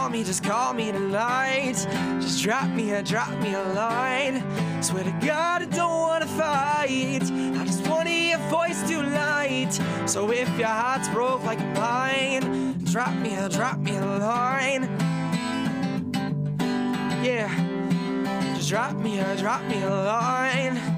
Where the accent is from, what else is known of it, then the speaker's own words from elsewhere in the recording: Ottawa, Ontario, Canada; in Ottawa, we don't have a lot of tall buildings